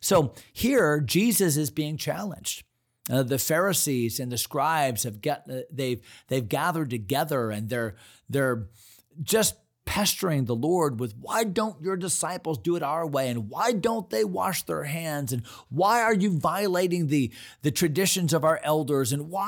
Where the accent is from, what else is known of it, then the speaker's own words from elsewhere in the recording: San Antonio, Texas, United States; born there; I was born in Texas. Didn't know if you knew that. Born in San Antonio. My dad, my biological dad, was in the Army, and I was born at Fort Sam Houston in Brook Army Hospital in San Antonio